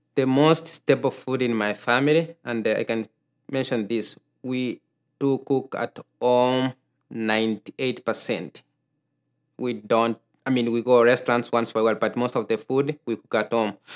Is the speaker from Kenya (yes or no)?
yes; Kenya; moved away as an adult; now in Minnesota, United States; I grew up in Kenya